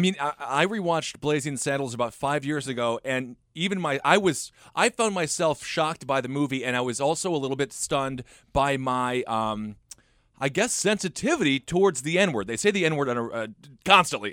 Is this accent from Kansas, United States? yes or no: no; Wisconsin, United States; I'm from Wisconsin.